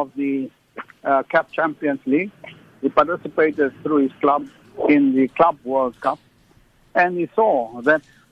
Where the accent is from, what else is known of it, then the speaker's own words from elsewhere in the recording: South Africa; as a South African